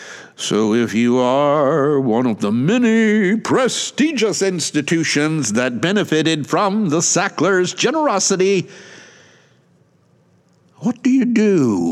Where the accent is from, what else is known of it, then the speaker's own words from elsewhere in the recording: United States; now in Japan; Since I am an American living far away